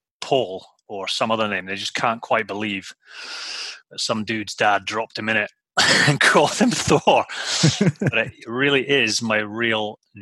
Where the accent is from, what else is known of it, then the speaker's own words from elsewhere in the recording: Shetland Islands, Scotland, United Kingdom; I was born and brought up in the Shetland Islands, a little island